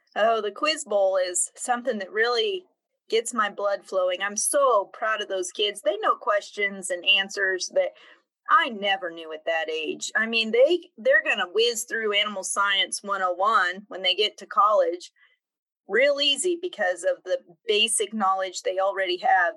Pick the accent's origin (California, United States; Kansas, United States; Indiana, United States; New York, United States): Kansas, United States; Emporia; I was born and raised in Kansas. Um, I grew up in Emporia, active in the Lyon County 4 H program there